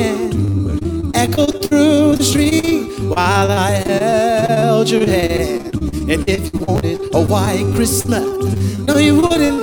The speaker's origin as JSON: {"language": "English", "town": "West Palm Beach", "region": "Florida", "country": "United States", "said": "West Palm Beach, Florida"}